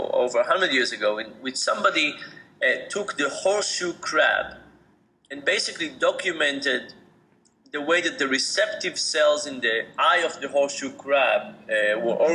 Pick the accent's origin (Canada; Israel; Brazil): Israel; moved away as an adult; I grew up in Israel and I did my BA in Israel